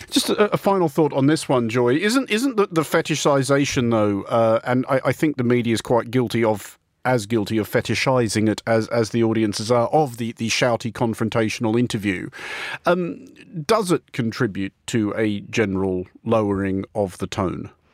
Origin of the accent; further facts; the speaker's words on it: Australia; now in United Kingdom; I remain an Australian citizen. I live here entirely legally before anybody gets any ideas, but I'm, I'm not British